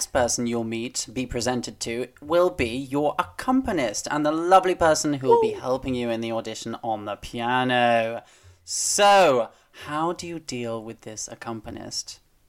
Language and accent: English; United Kingdom; But we're so British in our, like, oh no, don't want to offend.